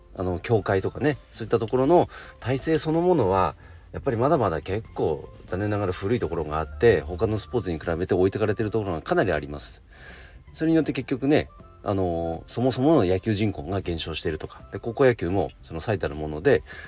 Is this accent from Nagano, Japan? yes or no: yes; Nagano, Japan; 僕の地元長野県